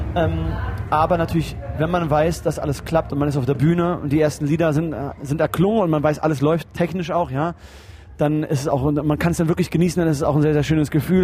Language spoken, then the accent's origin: German; Berlin, Germany; also ich bin ja Österreicher also mein, mein, mein Vater ist Österreicher und äh, ich bin in Berlin aufgewachsen